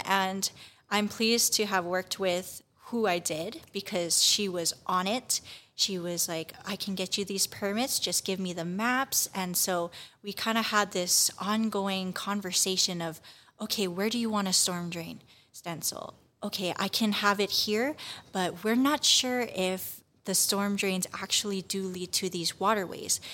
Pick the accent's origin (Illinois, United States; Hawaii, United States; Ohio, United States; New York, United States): Hawaii, United States; Kauai; moved away as an adult; now in Hilo, United States; I am originally from Kauai, and I am a student at the University of Hawaii at Hilo